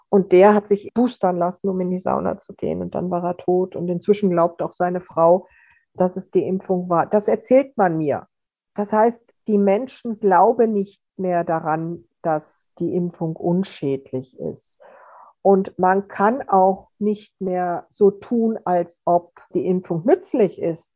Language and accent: German; Austria; bei uns in Österreich